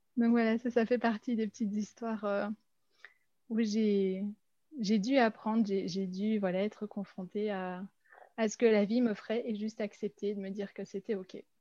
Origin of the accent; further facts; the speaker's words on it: Belgium; now in Brussels, Belgium; je venais de Belgique